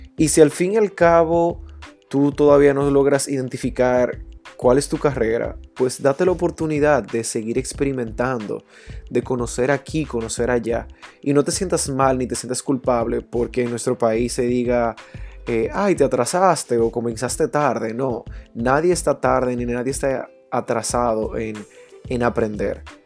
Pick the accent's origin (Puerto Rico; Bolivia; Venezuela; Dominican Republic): Dominican Republic; Santiago de los Caballeros, Santiago; en mi infancia en Santiago, que, es de la ciudad donde provengo